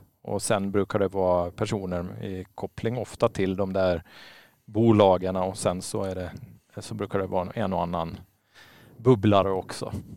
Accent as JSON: {"language": "Swedish", "country": "Åland Islands", "tie": "born or raised there", "said": "jag som är född och uppvuxen på Åland"}